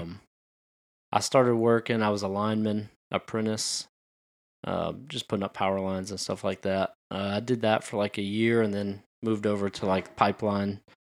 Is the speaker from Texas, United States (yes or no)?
yes; Pearland, Texas, United States; moved away as an adult; I grew up in Pearland